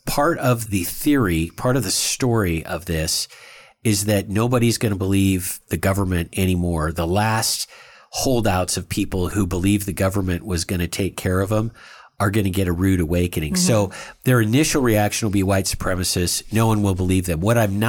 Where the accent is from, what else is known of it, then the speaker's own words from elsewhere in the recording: India; I'm Indian.